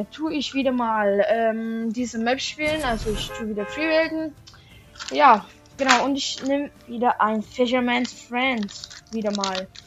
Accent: Switzerland; German is a second language; das ist ja nicht meine Muttersprache, so ich bin ja Schweizer.

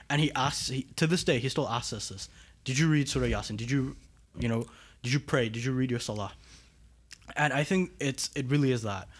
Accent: Montreal, Quebec, Canada; I grew up right here in Montreal

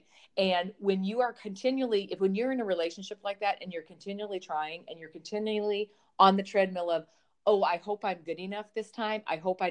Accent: Montana, United States; I grew up on a dairy farm in the middle of Montana

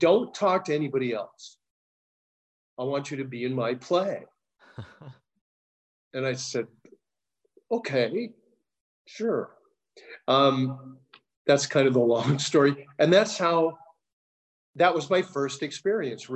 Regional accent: San Francisco Bay Area, California, United States; moved away as an adult; now in Los Angeles, United States; I'm originally from the Bay Area

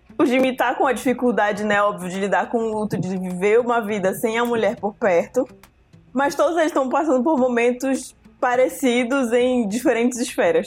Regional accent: Santarém, Pará, Brazil; moved away as an adult; also born or lived in Belém; Quando eu saí de Santarém para vir para Belém fazer faculdade

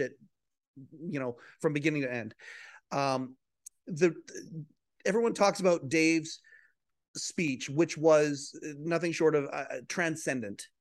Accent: Western Canada, Canada; I'm a guy from Western Canada

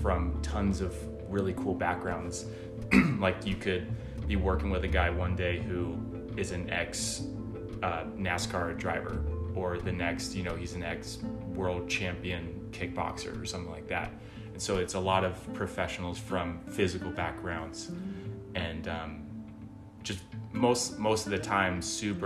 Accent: Pacific Northwest, United States; moved away as an adult; now in Los Angeles, United States; I'm originally from the Pacific Northwest and grew up doing gymnastics

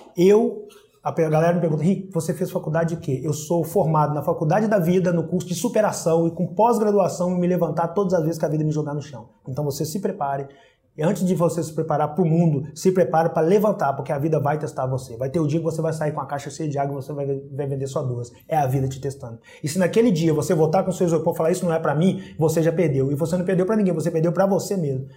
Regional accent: Pitangui, Minas Gerais, Brazil; now in Rio de Janeiro, Brazil; Sou mineiro, pô, nasci em Pitangui, Minas Gerais.

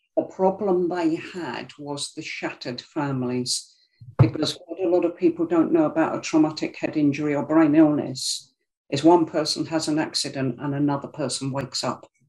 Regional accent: London, United Kingdom; moved away; I'm from South London originally, about South London it's from Greenwich.

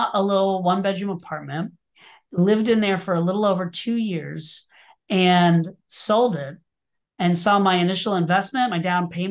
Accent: Orlando, Florida, United States; moved away as an adult; also born or lived in New York City; I grew up in Orlando, Florida, moved to New York City to pursue a career in theater

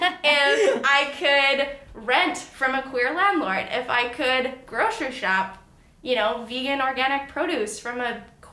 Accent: Langley, British Columbia, Canada; where I grew up in Langley, very conservative.

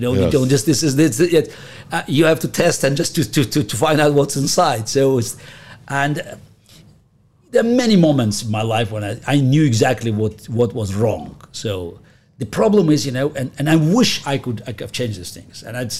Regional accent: Russia; English is a second language; moved away; So I grew up in the Soviet Union, and chess was a big deal there.

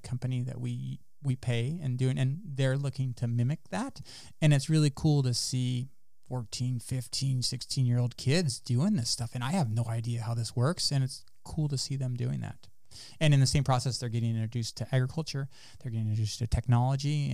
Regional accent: Salinas Valley, California, United States; also born or lived in Davis, California / Ithaca, New York; growing up in the Salinas Valley, there's a lot of kids that are into agriculture industry. So yes, I was around a lot of other farming kids

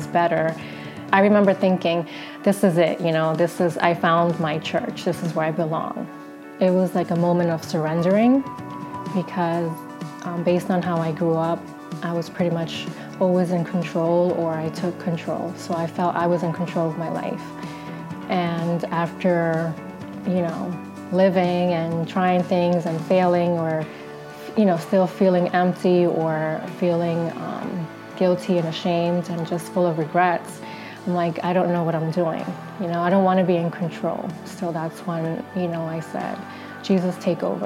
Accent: Passaic, New Jersey, United States; now in Bloomfield, United States; I was born and raised in Passaic, New Jersey, but I currently live and work in Bloomfield.

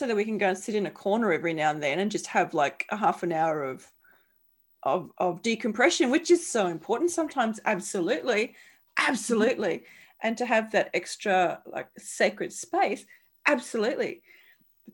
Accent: Central Queensland, Australia; I'm from Central Queensland

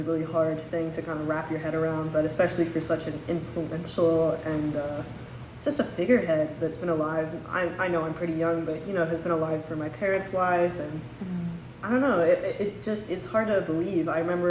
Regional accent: London, United Kingdom; now in United States; My entire family is British. I was born in London, and my family emigrated to the United States. I've since got my citizenship, but, you know, we have strong ties to London, so.

